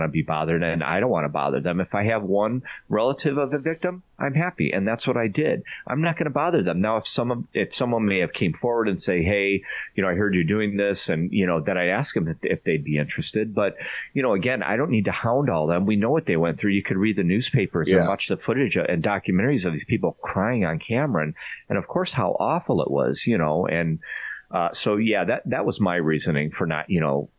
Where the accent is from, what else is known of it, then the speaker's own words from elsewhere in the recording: Chicago, Illinois, United States; I'm a Chicagoan, obviously. We both grew up on the north side